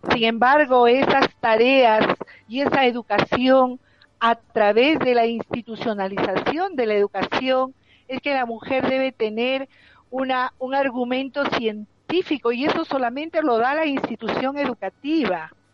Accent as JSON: {"language": "Spanish", "country": "Peru", "said": "En nuestro país, por ejemplo, en el mes de mayo, en mi país, en Perú"}